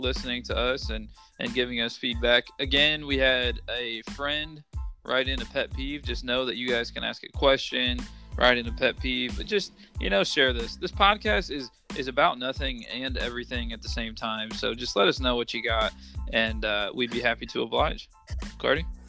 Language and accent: English; Midwest, United States; I'm from the Midwest